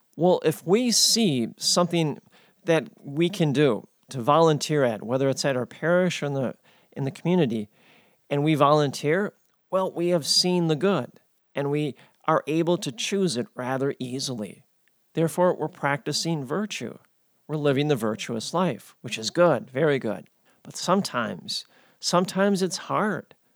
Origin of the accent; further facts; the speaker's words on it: United States